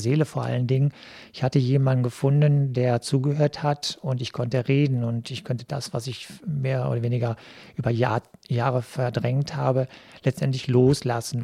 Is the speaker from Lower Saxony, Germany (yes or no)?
no; Selm, North Rhine-Westphalia, Germany; moved away as an adult; also born or lived in Neuss; now in Duisburg, Germany; die Gemeinde Kappenberg, wo ich groß geworden bin